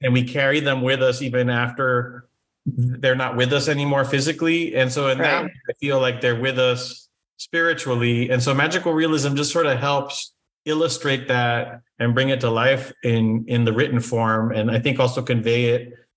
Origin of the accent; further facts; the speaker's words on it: Brownsville, Texas, United States; moved away; also born or lived in Matamoros, Mexico / San Antonio, Texas; I was born in Brownsville, uh, Texas